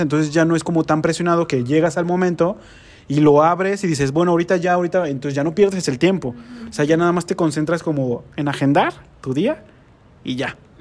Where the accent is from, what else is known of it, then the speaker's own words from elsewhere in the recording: Guadalajara, Jalisco, Mexico; De Guadalajara